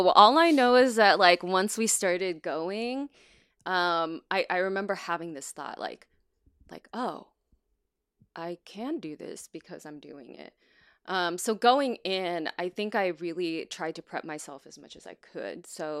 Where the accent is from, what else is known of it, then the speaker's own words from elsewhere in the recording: United States; first language Chinese; that like to be able to connect with like my mother language in that way that I had lost a lot of, you mm-hmm. know, over growing up in the United States and not using it.